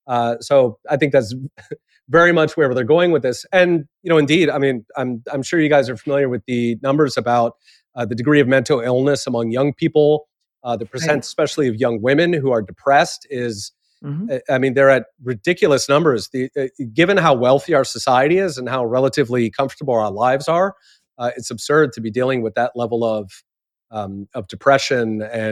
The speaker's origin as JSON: {"language": "English", "country": "Japan", "tie": "born or raised there", "said": "I grew up partly in Japan, and certainly people do that there."}